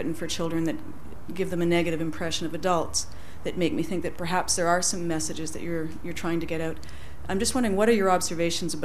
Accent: Canada; moved away as an adult; now in Ireland; I'm a teacher from Canada, living in Ireland right now on a well-deserved sabbatical

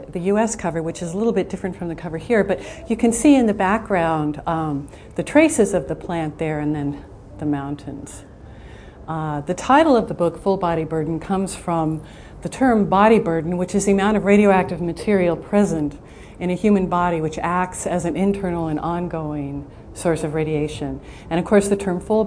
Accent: Arvada, Colorado, United States; also born or lived in Des Moines, Iowa; when I was 3 months old, we moved to Colorado. I was born in Des Moines, Iowa

